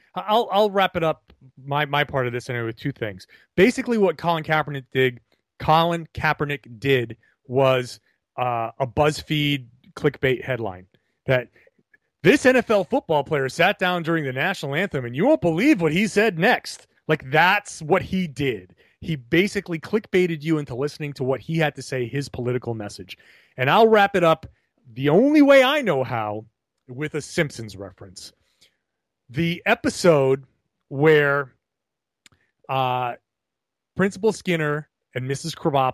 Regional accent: Pawtucket, Rhode Island, United States; I grew up in Pawtucket, Rhode Island, in a neighborhood that evolved significantly.

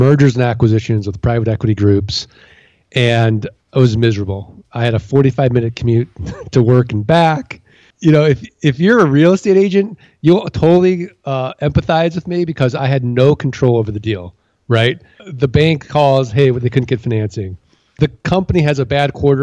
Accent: St. Louis, Missouri, United States; I'm from St. Louis, Missouri. I'm from the Show Me State

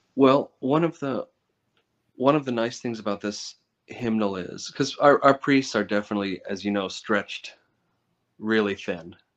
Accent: United States

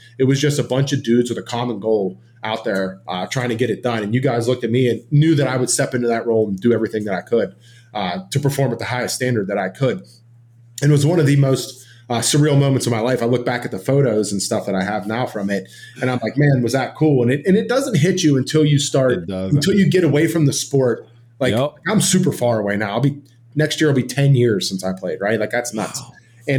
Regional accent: Pittsburgh, Pennsylvania, United States; And growing up in Pittsburgh, I watched all the guys that were out there.

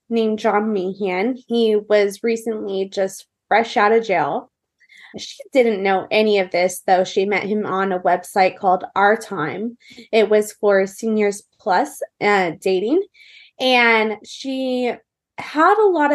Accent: Orange County, California, United States; also born or lived in Newport Beach / Tustin / Irvine / San Clemente; So I am from Orange County, California. I was raised really kind of everywhere in Orange County

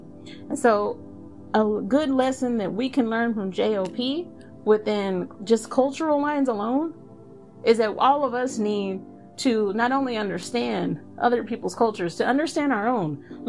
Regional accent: the South, United States; I'm also from the South, so that doesn't mean that I'm never going to have conservative views.

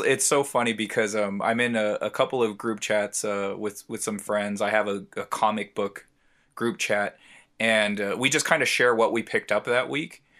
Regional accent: San Diego, California, United States; I'm from San Diego

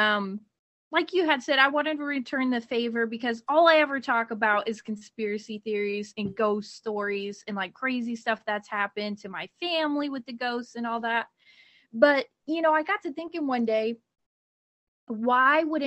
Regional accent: Ohio, United States; moved away; I'm actually from Ohio

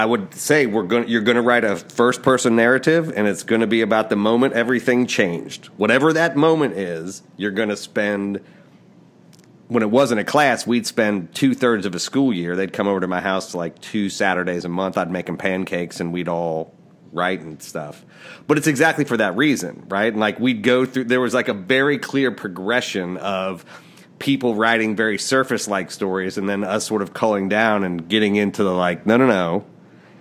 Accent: Appalachia, United States; moved away; I grew up in Appalachia, small town, like, working class people all around

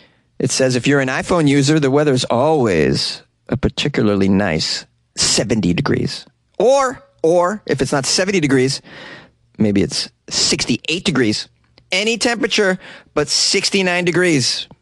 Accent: England, United Kingdom; It's required because I'm English.

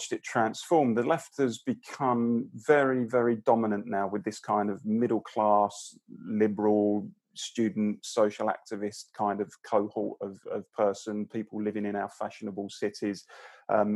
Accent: London, United Kingdom; I grew up in the East London borough of Barking and Dagenham, a pretty sort of working class blue collar community

